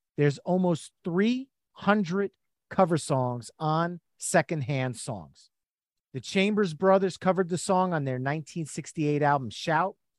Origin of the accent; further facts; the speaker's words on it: New Jersey, United States; We're from New Jersey. Boardwalks are in our blood, the Jersey Shore